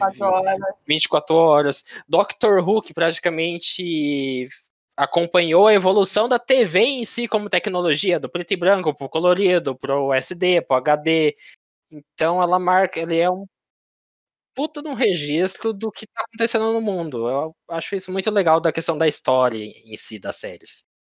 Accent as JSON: {"language": "Portuguese", "country": "Brazil", "said": "a gente, como os brasileiros"}